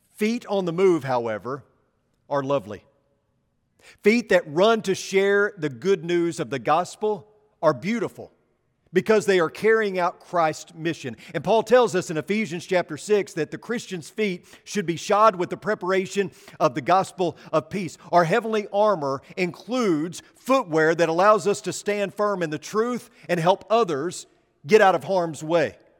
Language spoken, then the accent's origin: English; Arkansas, United States; I'm from Arkansas